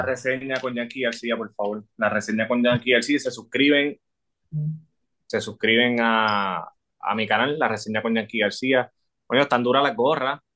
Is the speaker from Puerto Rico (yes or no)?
yes; Levittown, Puerto Rico; yo soy de Levi yo soy de Levi